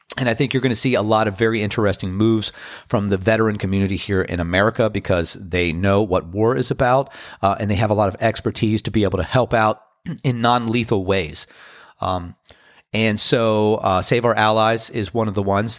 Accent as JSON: {"language": "English", "town": "Washington", "region": "District of Columbia", "country": "United States", "moved": "yes", "lives_now": "Outer Banks, United States", "said": "Being from Washington, D C"}